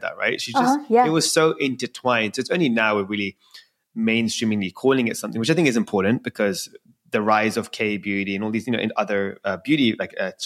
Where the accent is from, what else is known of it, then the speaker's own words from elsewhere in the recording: London, United Kingdom; I was born and raised in London